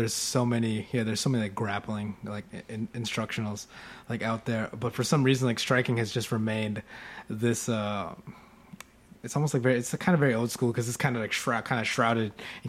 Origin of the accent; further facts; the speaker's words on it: Philippines; I'm Filipino, yeah.